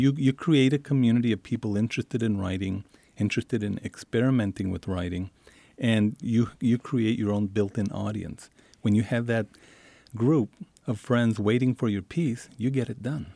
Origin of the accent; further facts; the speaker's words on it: El Paso, Texas, United States; when I grew up in Isleta and El Paso, every, every week we would go have dinner in Mexico